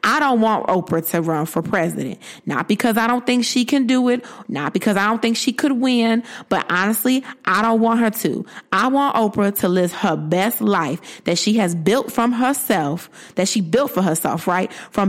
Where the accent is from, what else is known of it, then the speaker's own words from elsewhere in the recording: Bridgeport, Connecticut, United States; Bridgeport, my hometown